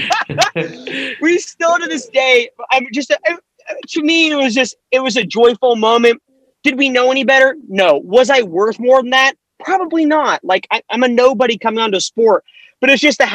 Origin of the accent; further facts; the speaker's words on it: Kansas, United States; I'm a guy from Kansas